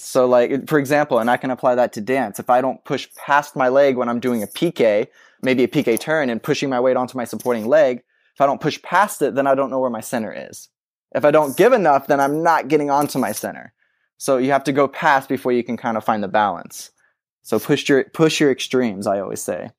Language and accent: English; Texas, United States; you're a kid growing up in Texas